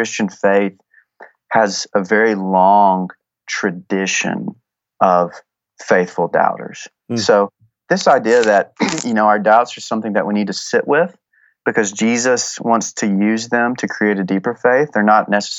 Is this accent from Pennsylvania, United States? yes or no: no; Texas, United States; I'm from Texas